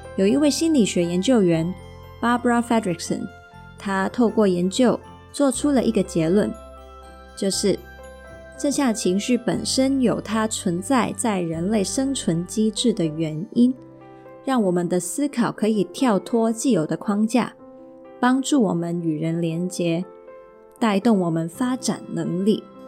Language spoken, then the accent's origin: Chinese; Hong Kong; first language Mandarin; also born or lived in Taiwan; 我从小又是在香港这个地方生活，还有受教育